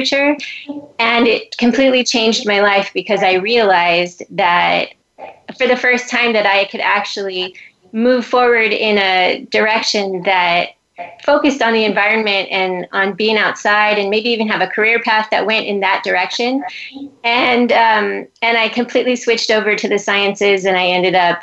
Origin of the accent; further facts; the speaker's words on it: Southern California, United States; now in Hawaii, United States; I grew up in Southern California